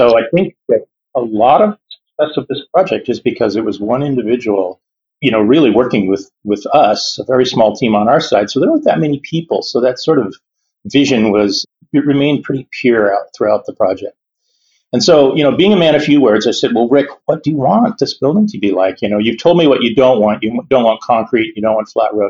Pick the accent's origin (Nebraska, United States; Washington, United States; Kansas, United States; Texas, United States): Washington, United States; Yakima; now in Seattle, United States; I grew up in Yakima